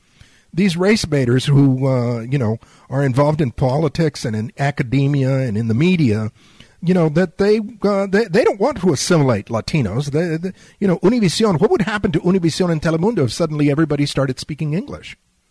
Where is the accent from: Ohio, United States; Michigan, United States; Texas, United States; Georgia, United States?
Texas, United States; San Antonio; also born or lived in Laredo, Texas; having been born and raised on the border, having been born and raised in South Texas around illegal immigration, having family that has been around illegal immigration for generations